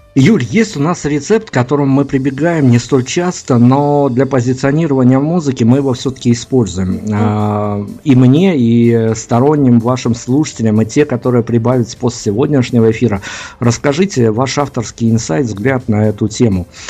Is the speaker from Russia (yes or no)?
no; Belarus; мы хотя из Беларуси